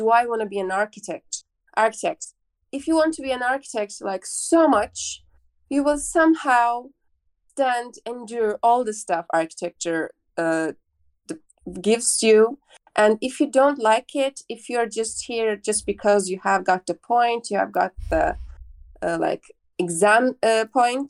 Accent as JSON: {"language": "English", "town": "Baku", "country": "Azerbaijan", "moved": "as an adult", "lives_now": "Izmir, Turkey", "said": "I'm from Azerbaijan, Baku. I live in Baku, but I'm here in Izmir to study university."}